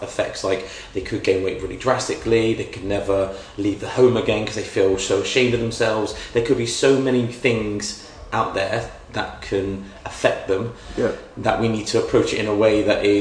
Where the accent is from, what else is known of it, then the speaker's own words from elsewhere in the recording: West Country, South West England, United Kingdom; I am from the West Country